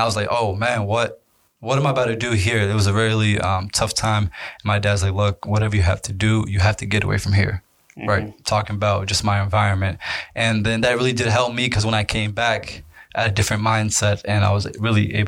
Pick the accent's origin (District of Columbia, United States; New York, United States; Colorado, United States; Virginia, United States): Virginia, United States; Reston; also born or lived in Egypt; I'm from Northern Virginia